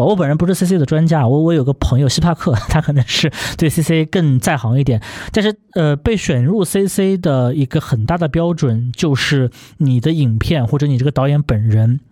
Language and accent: Chinese; China; 用我们大陆人能够听懂的话